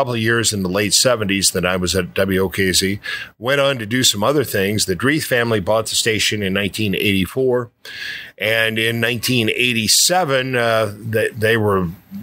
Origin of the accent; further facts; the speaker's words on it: Alton area, Illinois, United States; I found myself owning the radio station in my hometown